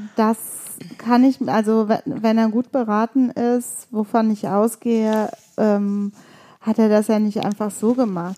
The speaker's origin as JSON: {"language": "German", "town": "Leverkusen", "region": "North Rhine-Westphalia", "country": "Germany", "tie": "born or raised there", "said": "auch wie ich in Leverkusen geboren, aber wir beide kommen aus Bosnien, ja. beziehungsweise unsere Eltern"}